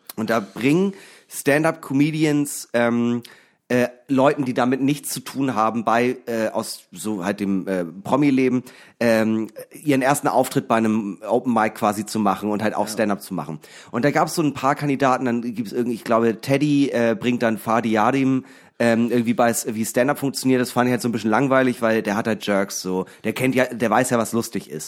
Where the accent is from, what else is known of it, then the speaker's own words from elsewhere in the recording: Eckernförde, Schleswig-Holstein, Germany; now in Hamburg, Germany; aus meiner Heimat